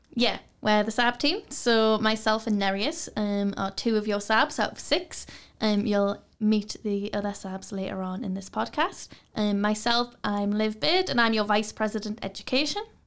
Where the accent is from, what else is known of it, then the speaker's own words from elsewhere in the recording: Newcastle upon Tyne, North East England, United Kingdom; I'm from Newcastle. I've, I've never left here